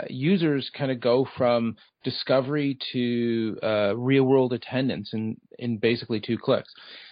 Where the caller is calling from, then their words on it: Toronto, Ontario, Canada; Okay, we're based out of Toronto, Ontario, Canada.